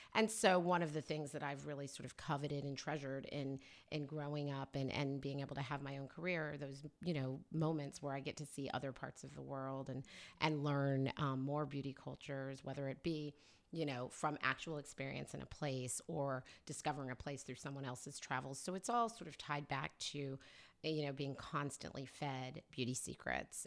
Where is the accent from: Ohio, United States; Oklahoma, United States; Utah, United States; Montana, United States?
Oklahoma, United States; moved away as an adult; also born or lived in New York; now in California, United States; raised in Oklahoma